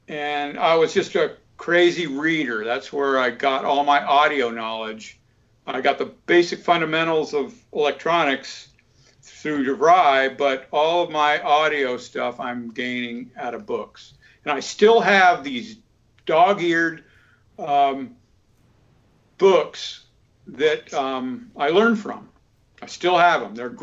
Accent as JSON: {"language": "English", "region": "Florida", "country": "United States", "tie": "born or raised there", "also_born_or_lived": "Atlanta, Georgia / California", "moved": "as an adult", "lives_now": "Lititz, United States", "said": "Atlanta's 10 hours away from where I grew up in Florida"}